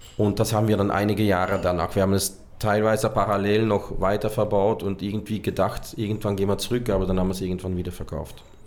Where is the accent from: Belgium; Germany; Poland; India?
Belgium; Hasselt, Flanders; moved away as an adult; also born or lived in Brazil / Austria; direkt neben meiner Heimatstadt Hasselt